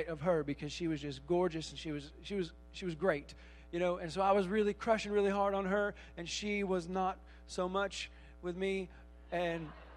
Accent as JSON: {"language": "English", "region": "Michigan", "country": "United States", "tie": "born or raised there", "moved": "as an adult", "said": "I spent the first 23 years of my life in the great state of Michigan"}